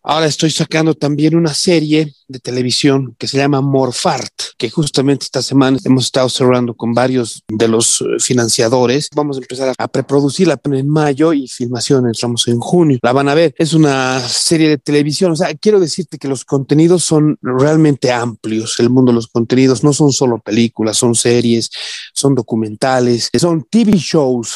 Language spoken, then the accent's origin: Spanish; Bolivia